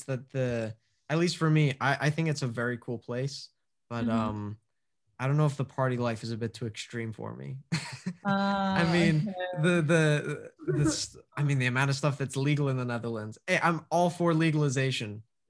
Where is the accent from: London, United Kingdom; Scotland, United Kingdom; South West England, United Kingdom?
Scotland, United Kingdom; I feel like Scotland, one, because I'm Scottish, it'll be cheaper and everything